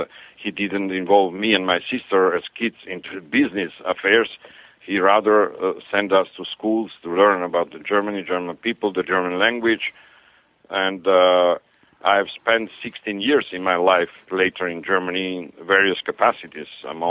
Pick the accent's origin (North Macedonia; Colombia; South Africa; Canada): North Macedonia; Skopje; English is a second language; moved away; also born or lived in Istanbul / Munich / Paris; But as I said, growing up in Skopje, I did not spend my life there.